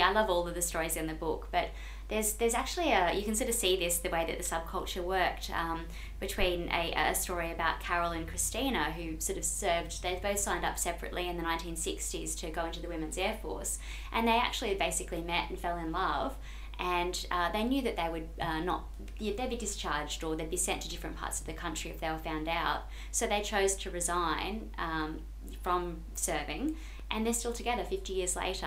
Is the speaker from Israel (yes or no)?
no; Brisbane, Queensland, Australia; I grew up in Queensland